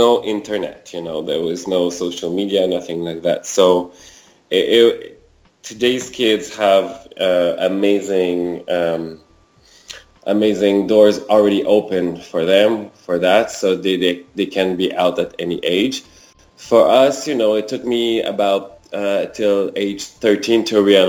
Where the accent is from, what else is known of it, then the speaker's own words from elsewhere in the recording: Quebec City, Quebec, Canada; also born or lived in Rimouski, Quebec; now in Montreal, Canada; I was born in Rimouski, a small town in Quebec province in Canada. And I grew up in Quebec City, lived in Montreal for over 20 years now.